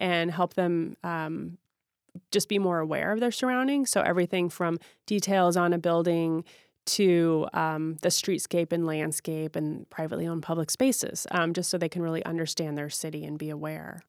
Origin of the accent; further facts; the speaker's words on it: St. Louis, Missouri, United States; also born or lived in Chicago, Illinois; now in Seattle, United States; I grew up in Saint Louis, Missouri